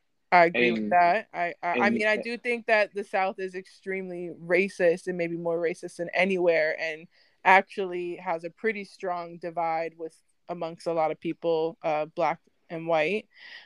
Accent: Vancouver, British Columbia, Canada; also born or lived in United States; I'm mixed. I'm from Vancouver. My mom is white. My dad is black. My dad's American though, so I still had. And I lived in the States growing up for the most part

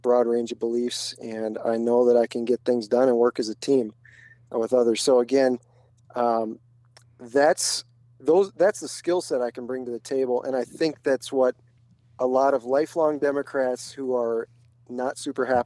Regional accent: Minneapolis, Minnesota, United States; I grew up in the Twin Cities.

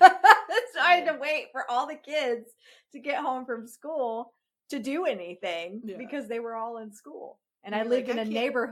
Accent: Virginia, United States; also born or lived in North Carolina; when I was in grade school and we moved from North Carolina to Virginia, in North Carolina, we started school before Labor Day, and we got out of school before Memorial Day.

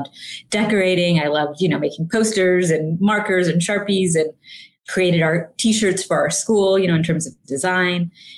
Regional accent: England, United Kingdom; now in Houston, United States; Yeah. So I was born and raised in England. My parents were born and raised in India, and they moved to England shortly after they got married.

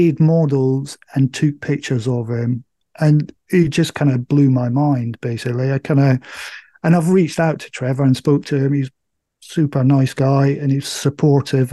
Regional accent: Scotland, United Kingdom; moved away; I'm from Scotland. My folks still live up in Scotland

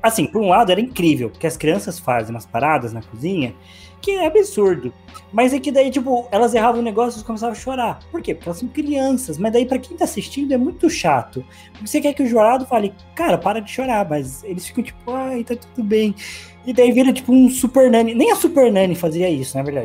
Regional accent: Brazil; sendo brasileiro

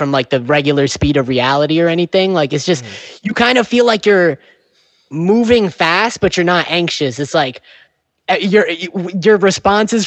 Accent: New York, United States; accent: New York; my New York accent

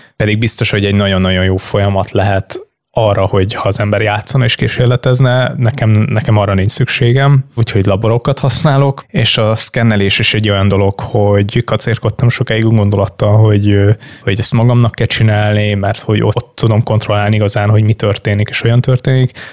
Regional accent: Hungary; nem pestiként, hanem egy Balaton mellett élő vidéki kisfiúként

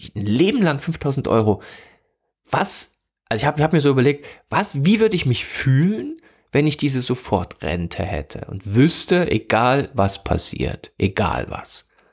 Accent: East Germany, Germany; Ich komme also komme aus der DDR, ne, bin da aufgewachsen

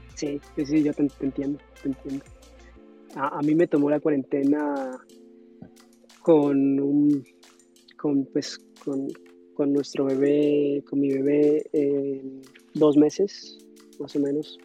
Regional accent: Yumbo, Valle del Cauca, Colombia; moved away as an adult; also born or lived in Cali; now in New York, United States; yo soy de Colombia, nací en Cali, me crié en un pueblo cerca de Cali que se llama Jumbo. Eh, y eso es el valle

